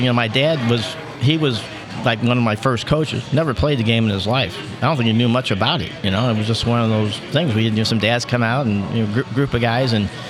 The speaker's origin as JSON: {"language": "English", "town": "Florissant", "region": "Missouri", "country": "United States", "tie": "born or raised there", "said": "I grew up in Florissant and went to St. Dismas Parish."}